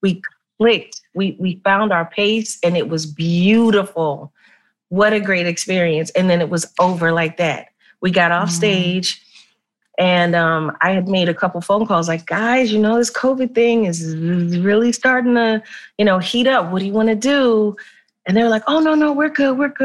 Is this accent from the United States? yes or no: yes; Philadelphia, Pennsylvania, United States; where I'm from North Philly